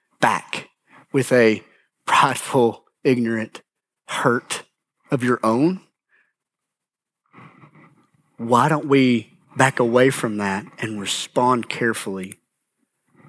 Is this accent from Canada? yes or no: no; United States; I grew up in Grant County.